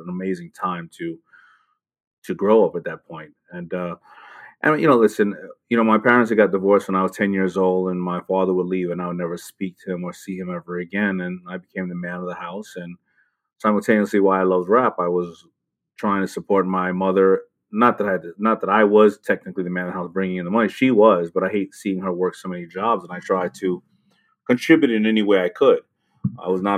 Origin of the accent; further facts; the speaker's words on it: New York City, New York, United States; also born or lived in Brooklyn, New York; I was born in Brooklyn and moved to Queens.